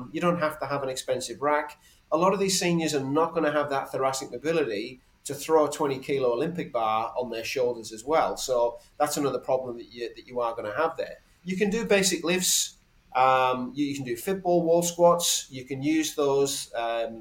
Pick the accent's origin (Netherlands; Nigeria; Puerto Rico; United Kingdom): United Kingdom; England; now in Australia; I'm English originally. I've probably acclimatized a little bit